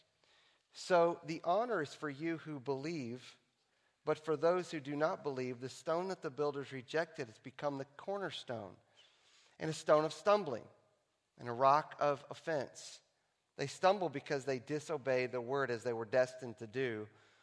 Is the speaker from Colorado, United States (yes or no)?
no; Texas, United States; here in Texas in my hometown